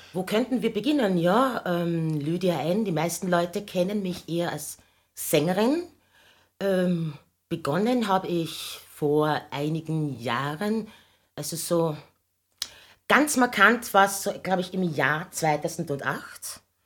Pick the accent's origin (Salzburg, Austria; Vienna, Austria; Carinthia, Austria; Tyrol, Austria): Carinthia, Austria; ich bin in Kärnten aufgewachsen